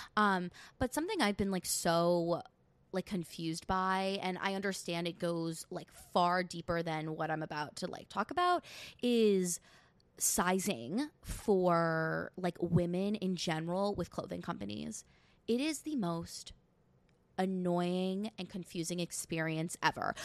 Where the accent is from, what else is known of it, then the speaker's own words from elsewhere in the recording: New York, United States; I'm from New York. Yes, I live thirty minutes outside of the city